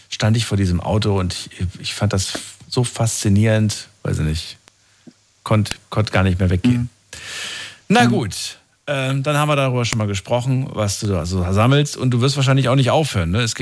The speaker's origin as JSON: {"language": "German", "town": "Würzburg", "region": "Bavaria", "country": "Germany", "said": "Wo kommst du her? Servus. Haha, aus Würzburg."}